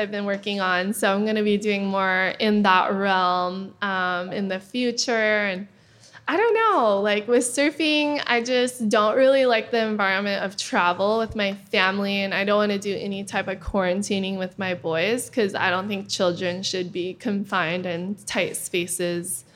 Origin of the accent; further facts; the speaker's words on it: Kauai, Hawaii, United States; I grew up with her on Kauai